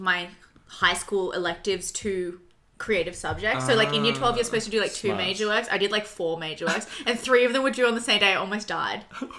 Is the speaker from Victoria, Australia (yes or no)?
no; Sydney, New South Wales, Australia; I'm an illustrator from Sydney.